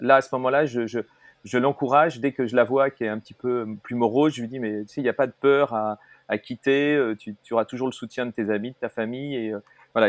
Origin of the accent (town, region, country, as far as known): Paris, Île-de-France, France